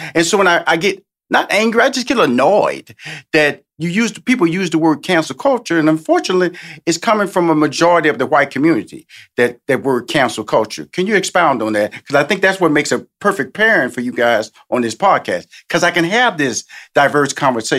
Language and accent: English; Houston, Texas, United States; You know, when I listen to your talk, and I'm from Houston, Texas, born a native of Texas, okay?